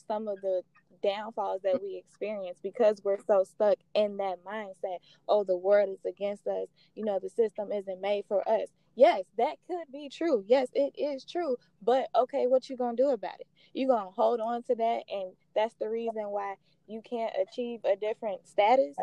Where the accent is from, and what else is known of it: Chicago, Illinois, United States; born or raised there; also born or lived in Waukegan, Illinois / McHenry County, Illinois